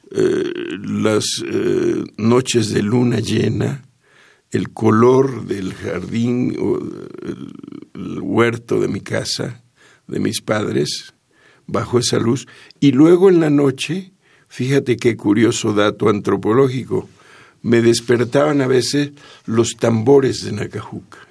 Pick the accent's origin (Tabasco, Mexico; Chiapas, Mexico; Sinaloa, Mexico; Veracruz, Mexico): Tabasco, Mexico; Jalpa de Méndez; moved away as an adult; also born or lived in Villahermosa; now in Mexico City, Mexico; estuve en Jalpa hasta los 13 años. Después me fui a Villahermosa, estuve, que será unos 5 años en Villahermosa, y luego me vine a la Ciudad de México